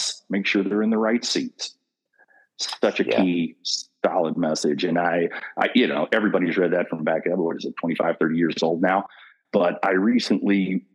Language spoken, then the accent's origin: English; Kentucky, United States; Coming from Kentucky was always a tagline. Hey, say it real slow. I'm from Kentucky